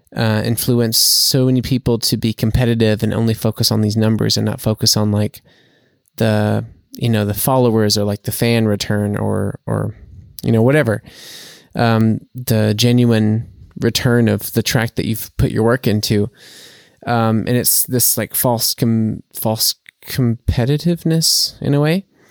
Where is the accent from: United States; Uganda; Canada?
United States; now in Germany; as an American